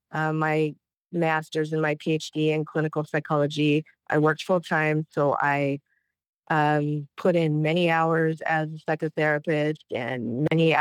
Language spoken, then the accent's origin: English; Idaho, United States; moved away; also born or lived in Flagstaff, Arizona; I was born and raised in the Pacific Northwest in Idaho